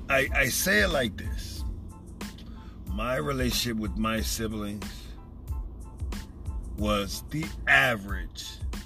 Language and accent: English; New Jersey, United States; I'm from New Jersey, 45 years old